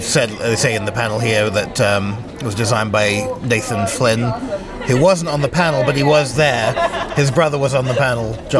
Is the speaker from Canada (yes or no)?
no; United Kingdom; a white kid growing up in the Cotswolds